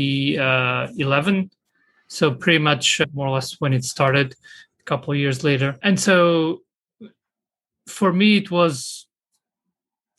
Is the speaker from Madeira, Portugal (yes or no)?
no; Lisbon, Portugal; I am from Lisbon in Portugal